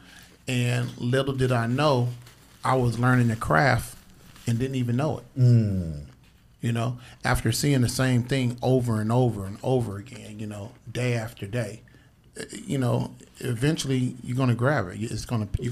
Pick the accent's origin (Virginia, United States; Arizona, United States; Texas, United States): Arizona, United States; Phoenix; growing up in South Phoenix